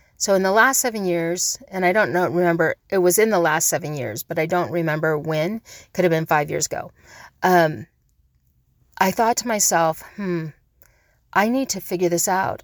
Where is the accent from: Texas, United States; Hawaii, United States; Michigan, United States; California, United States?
Hawaii, United States; I'm a Hawaiian